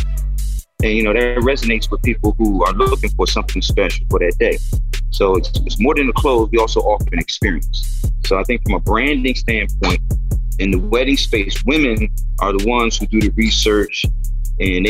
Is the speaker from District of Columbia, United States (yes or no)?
yes; Washington, District of Columbia, United States; My family, we grew up in Northwest Washington, D.C., you know, typical 70s Washington family